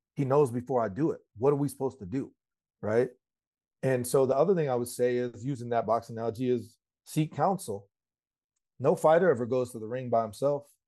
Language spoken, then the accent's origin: English; Colorado, United States; I'm from Colorado